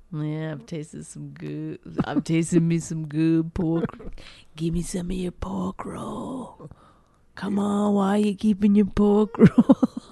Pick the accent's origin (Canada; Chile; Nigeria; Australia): Canada; moved away; I grew up in Canada